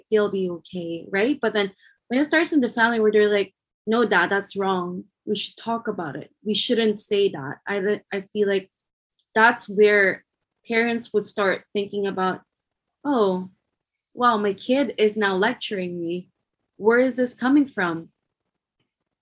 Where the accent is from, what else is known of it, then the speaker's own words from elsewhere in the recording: Philippines; moved away; I'm from the Philippines